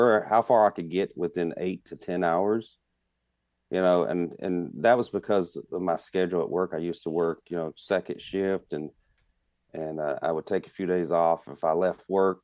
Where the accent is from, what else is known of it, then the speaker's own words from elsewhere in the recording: South Carolina, United States; now in Midwest, United States; I grew up in South Carolina